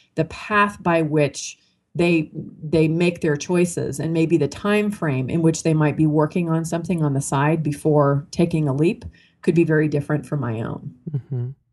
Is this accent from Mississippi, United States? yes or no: no; Marin County, California, United States; I was raised in Marin County, California, which is a pretty wealthy uh, suburb of you know San Francisco across the Golden Gate Bridge